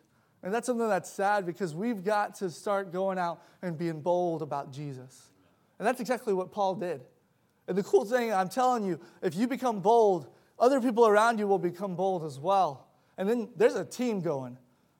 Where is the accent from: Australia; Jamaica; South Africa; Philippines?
South Africa; I grew up in South Africa for about 6 years of my life.